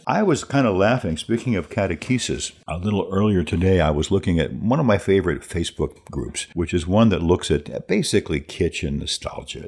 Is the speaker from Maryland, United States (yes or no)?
no; New Jersey, United States; moved away as an adult; also born or lived in Menominee, Wisconsin / Marshfield, Wisconsin / Milwaukee, Wisconsin; now in La Crosse, United States; I've spent more time in Wisconsin than in my home state of New Jersey when I left there at eighteen years old